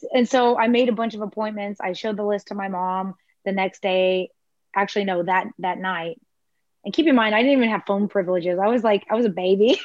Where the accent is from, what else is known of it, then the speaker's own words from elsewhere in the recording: Houston, Texas, United States; also born or lived in Clear Lake, Texas / Atascocita, Texas; now in Galveston County, United States; I was born in Clear Lake. And when I was one, we moved to Houston. And then I moved to Atascocita with my parents and my sister when I was about 12 or so